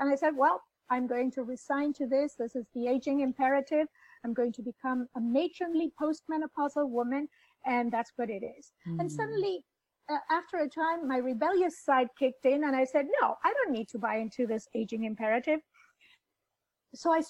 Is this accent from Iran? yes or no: no; Buenos Aires, Argentina; I was born in Buenos Aires in Argentina